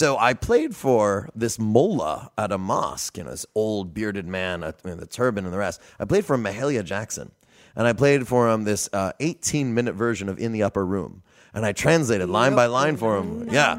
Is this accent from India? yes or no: yes; India; also born or lived in Yemen / Egypt; I'm not from New Orleans. I'm from further away than Napoleonville. Okay. I grew up in India and Yemen and Egypt.